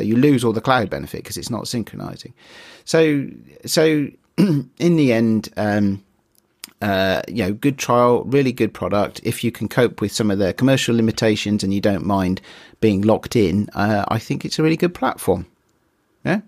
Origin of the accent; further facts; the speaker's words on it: United Kingdom; I'm British